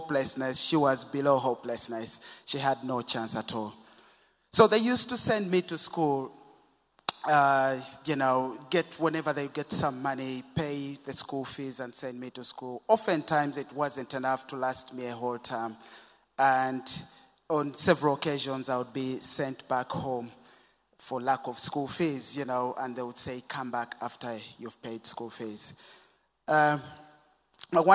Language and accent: English; Kampala, Central Region, Uganda; I was born and brought up in Kampala in Uganda